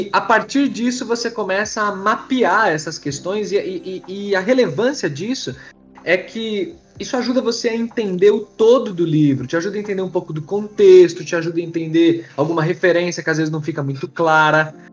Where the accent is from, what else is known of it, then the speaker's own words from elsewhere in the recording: São Paulo, Brazil; sou daqui de São Paulo, capital